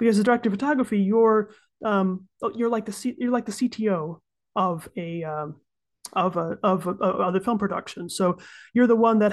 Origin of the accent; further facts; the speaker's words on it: United States; moved away as an adult; now in Switzerland; I'm an American who's been living in Switzerland for about 10 years now